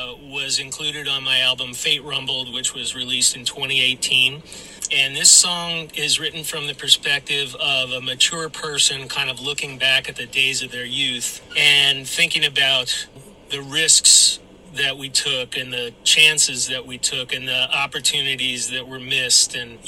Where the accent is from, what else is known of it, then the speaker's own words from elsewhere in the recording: Brooklyn, New York, United States; moved away; also born or lived in San Diego; my youth growing up in Brooklyn